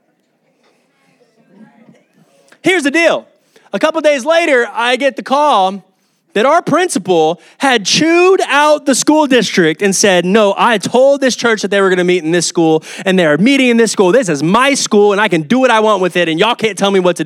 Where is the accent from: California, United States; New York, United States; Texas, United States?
Texas, United States; Round Rock; also born or lived in Oklahoma; now in Kyle, United States; I would consider this my hometown. Grew up in Round Rock, came to Kyle.